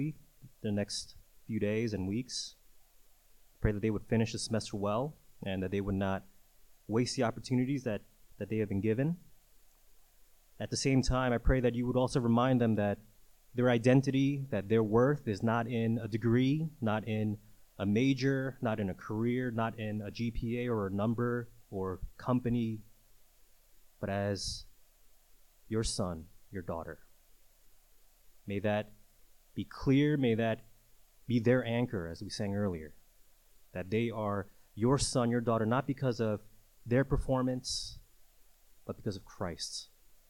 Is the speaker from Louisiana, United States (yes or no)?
no; New York City, New York, United States; growing up in New York City